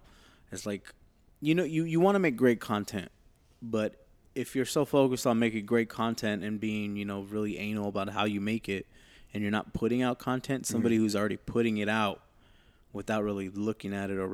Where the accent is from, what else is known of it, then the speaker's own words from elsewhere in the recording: Los Angeles, California, United States; because we grew up in Echo Park, and that's kind of like the epicenter of just basically where the city's at, in a sense. We're like 5 minutes away from downtown